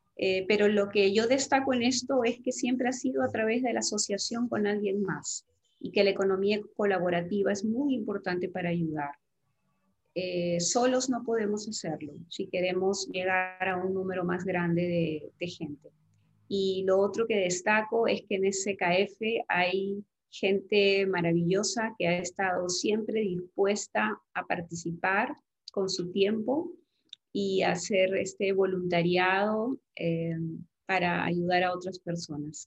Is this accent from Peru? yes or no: yes; Peru; en mi país